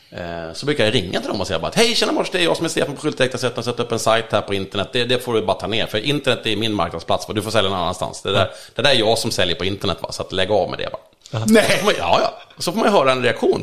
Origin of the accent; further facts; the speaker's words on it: Sweden; i skärgården där jag kommer ifrån